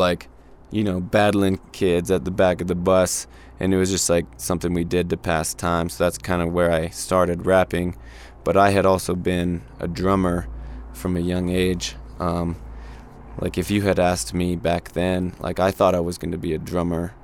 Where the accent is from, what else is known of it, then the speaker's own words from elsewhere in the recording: Santa Fe, New Mexico, United States; I grew up here in Santa Fe